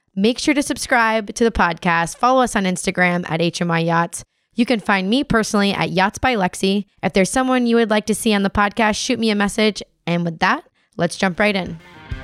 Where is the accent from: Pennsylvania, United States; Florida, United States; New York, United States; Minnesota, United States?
Florida, United States; Florida Keys, United States; Born and raised in the Florida Keys as a sport fishing captain's daughter